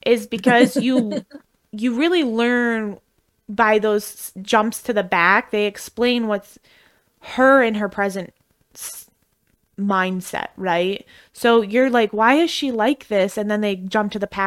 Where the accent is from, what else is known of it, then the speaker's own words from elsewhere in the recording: Midwest, United States; accent: Midwestern; I'm from the Midwest